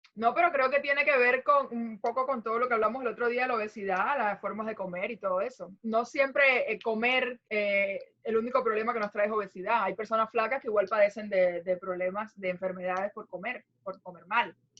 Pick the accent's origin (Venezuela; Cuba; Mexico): Cuba; yo no cuento como cubana